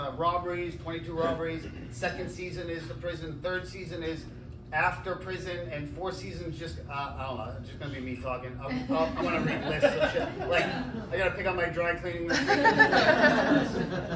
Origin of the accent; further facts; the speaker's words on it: a town north of Boston, New England, Massachusetts, United States; I'm from New England, just a town north of Boston, and we used to have in the summertime blueberries that grew everywhere